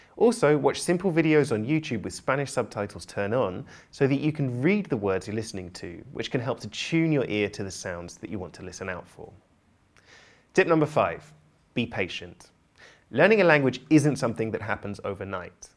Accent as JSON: {"language": "English", "country": "United Kingdom", "also_born_or_lived": "Barcelona", "said": "I'm British polyglot"}